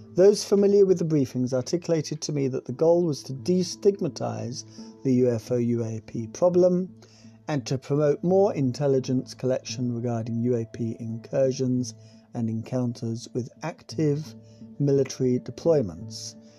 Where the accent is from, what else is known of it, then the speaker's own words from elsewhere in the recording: United Kingdom; also born or lived in South West England; We're British